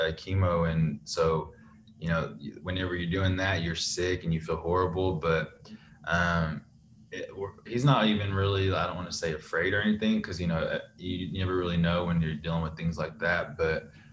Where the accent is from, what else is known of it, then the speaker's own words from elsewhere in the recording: Clinton, Oklahoma, United States; I grew up here in Clinton